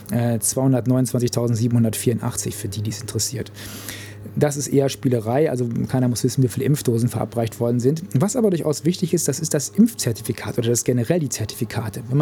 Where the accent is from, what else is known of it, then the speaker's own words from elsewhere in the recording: North Rhine-Westphalia, Germany; den Kreis, wo ich herkomme, Märkischer Kreis im Sauerland in Nordrhein-Westfalen.